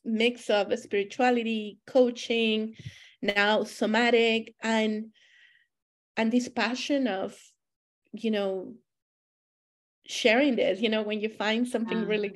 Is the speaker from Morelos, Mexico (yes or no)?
no; Monterrey, Nuevo León, Mexico; moved away as an adult; also born or lived in Germany / United States / United Kingdom; now in Canada; I was born and raised in Monterrey, Mexico.